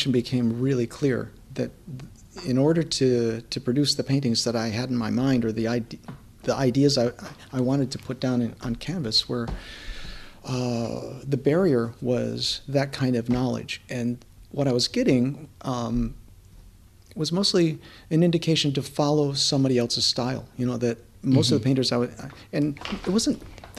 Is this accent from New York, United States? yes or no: yes; Pittsford, New York, United States; moved away; I was born and raised just outside of Rochester, a little town called Pittsford